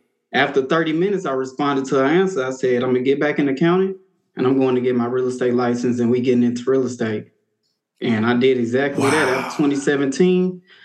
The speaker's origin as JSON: {"language": "English", "town": "Houston", "region": "Texas", "country": "United States", "tie": "born or raised there", "also_born_or_lived": "Beaumont", "said": "I'm born and raised in Houston."}